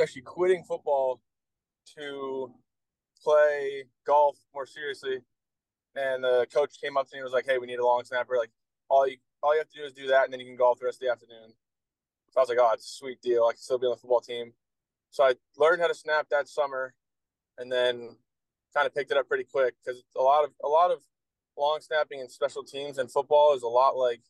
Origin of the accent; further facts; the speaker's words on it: Connecticut, United States; moved away as an adult; I'm from Connecticut, so I was going to go to UConn because it was in-state